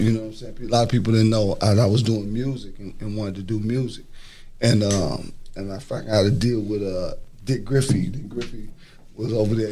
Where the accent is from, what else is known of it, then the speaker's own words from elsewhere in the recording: Los Angeles, California, United States; I grew up in South Central